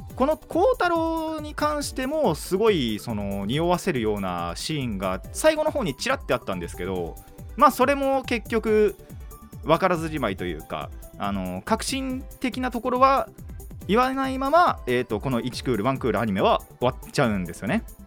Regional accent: Kanagawa, Japan; 僕は神奈川の人間です

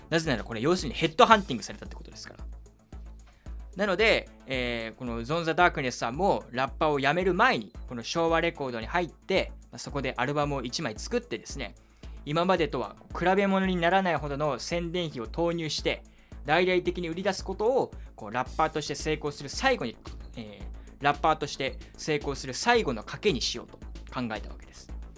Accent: Kyushu, Saga, Japan; moved away as an adult; now in Tokyo, Japan; 僕、地元が九州の佐賀なんですよ

